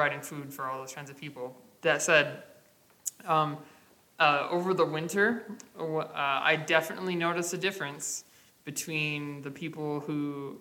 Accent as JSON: {"language": "English", "region": "Michigan", "country": "United States", "said": "I'm from the Midwest"}